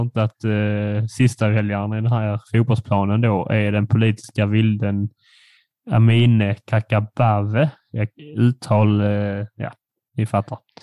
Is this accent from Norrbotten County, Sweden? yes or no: no; Furulund, Skåne, Sweden; den lilla killen jag växte upp med i Furulund